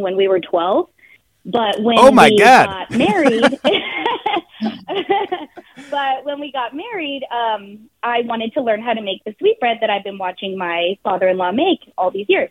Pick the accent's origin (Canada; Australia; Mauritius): Canada; Toronto, Ontario; also born or lived in Bay Area; now in San Francisco Bay Area, United States; I'm from Toronto, Canada originally. So my parents are there